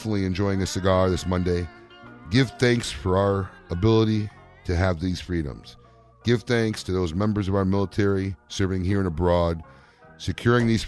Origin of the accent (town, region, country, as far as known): Chicago, Illinois, United States; born or raised there; moved away